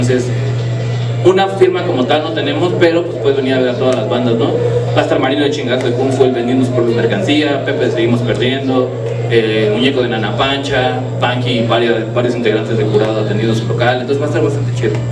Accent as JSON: {"language": "Spanish", "country": "Dominican Republic", "said": "yo soy de la República Dominicana"}